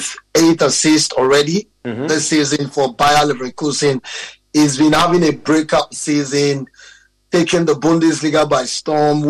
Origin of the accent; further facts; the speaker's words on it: Nigeria; as a Nigerian